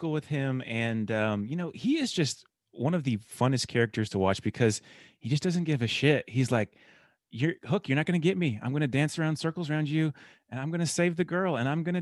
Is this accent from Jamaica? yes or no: no; Illinois, United States; also born or lived in Colorado; now in Los Angeles, United States; Yeah, I'm from Illinois and Colorado, and I eventually got out here